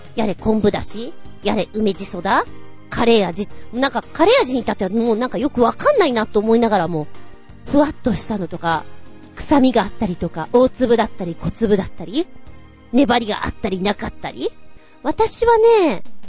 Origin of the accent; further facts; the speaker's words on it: Tokyo, Japan; also born or lived in Oyama; 私が使っていた、生まれ育ったところです。今現在も東武東上線沿線にいます。